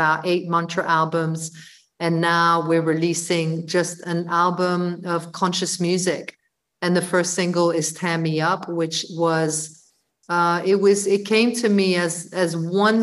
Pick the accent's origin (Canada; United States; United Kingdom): United Kingdom; London; also born or lived in Brussels; I moved to London from Brussels when I was 11